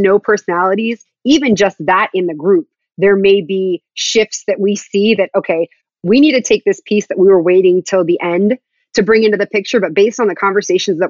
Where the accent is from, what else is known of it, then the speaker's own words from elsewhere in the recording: Florida, United States; I'm from Florida